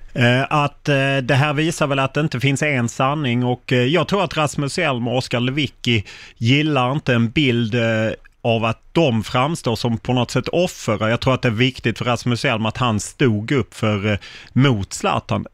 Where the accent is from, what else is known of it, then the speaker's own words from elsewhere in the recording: Lund, Skåne, Sweden; jag har bott i Lund hela mitt liv